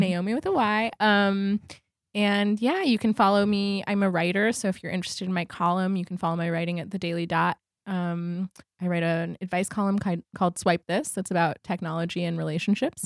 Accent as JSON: {"language": "English", "region": "New York", "country": "United States", "tie": "born or raised there", "said": "I feel like I grew up in New York"}